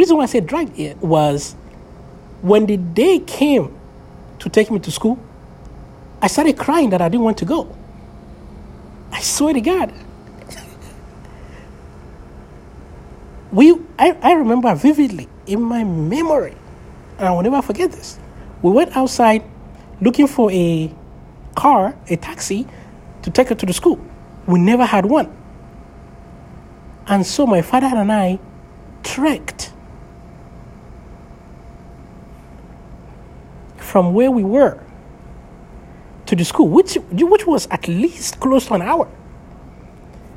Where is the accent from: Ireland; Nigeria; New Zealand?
Nigeria; Abuja, Federal Capital Territory; English is a second language; also born or lived in Bauchi, Nigeria / Kaduna, Nigeria; that was where I went to primary school